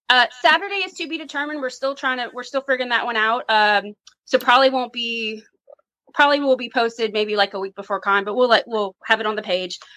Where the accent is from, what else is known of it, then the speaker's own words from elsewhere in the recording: New Orleans, Louisiana, United States; I'm from New Orleans.